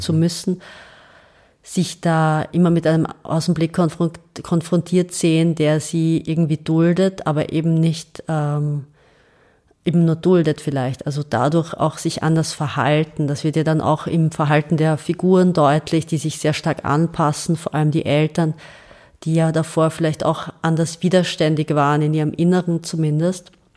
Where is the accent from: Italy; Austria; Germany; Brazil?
Austria; also born or lived in Serbia; ich bin draußen als Österreicherin, ich komme nach Hause